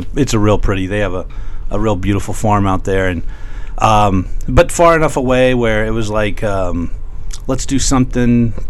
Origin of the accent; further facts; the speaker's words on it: Lakeland, Florida, United States; I'm from Lakeland. I'm back in Lakeland now.